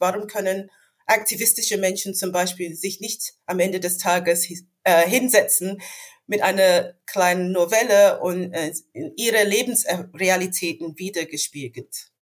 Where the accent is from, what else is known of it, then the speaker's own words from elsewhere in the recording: London, United Kingdom; German is a second language; moved away as an adult; also born or lived in Hannover; now in Germany; Ich bin in London geboren und aufgewachsen